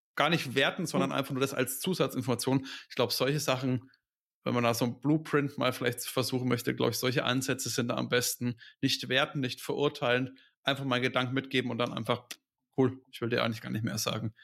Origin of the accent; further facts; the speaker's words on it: Franconia, Bavaria, Germany; Bei uns in Franken